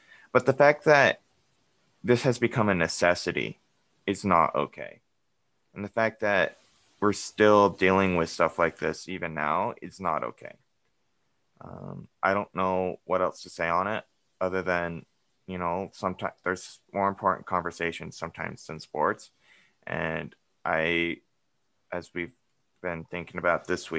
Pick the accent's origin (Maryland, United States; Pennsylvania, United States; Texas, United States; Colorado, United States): Colorado, United States; I'm from Colorado. Where I grew up is about 30 minutes east of Boulder